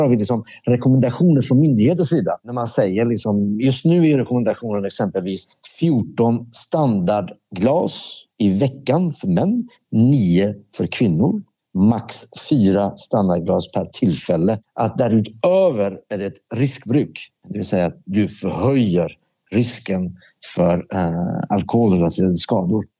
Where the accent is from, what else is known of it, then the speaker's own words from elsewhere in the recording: Sweden; also born or lived in Iran; jag växte upp med i Sverige